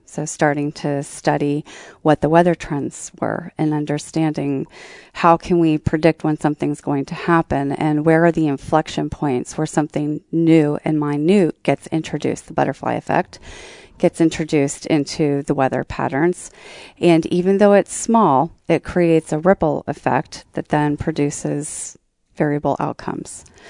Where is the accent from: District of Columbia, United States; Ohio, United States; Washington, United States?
Ohio, United States; Columbus; I was sad to leave my hometown was because my, my p, work personality did not necessarily f, sort of fit in very well into the Columbus work culture.